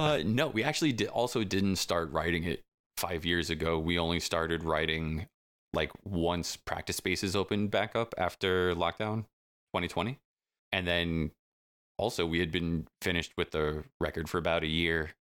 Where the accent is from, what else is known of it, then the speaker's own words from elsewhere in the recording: Selden, New York, United States; we live in the same town down the block from each other. That's where we grew up in Selden